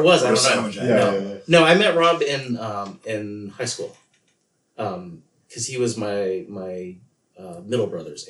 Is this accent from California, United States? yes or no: yes; Chula Vista, California, United States; I grew up in Chula Vista, which is just south of San Diego.